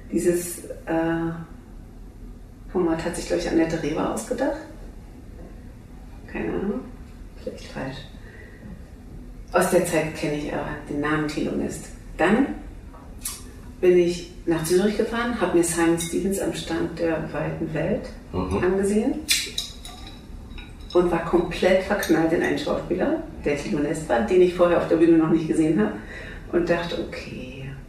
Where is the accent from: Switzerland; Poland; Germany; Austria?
Germany; Halle, Saxony-Anhalt; als wir unsere Studenten in Halle, wo ich herkomme, vom Theater, verabschiedet haben